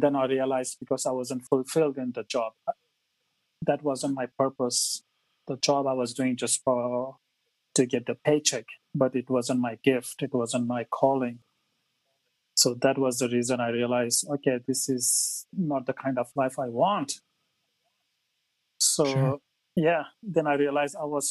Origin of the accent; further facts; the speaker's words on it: Mumbai, Maharashtra, India; moved away as an adult; now in Australia; So I grew up in India. I moved to Australia about 17 years ago